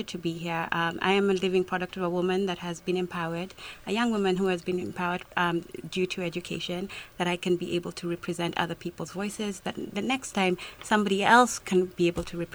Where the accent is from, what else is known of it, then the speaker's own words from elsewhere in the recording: Nairobi, Kenya; I am from Nairobi, Kenya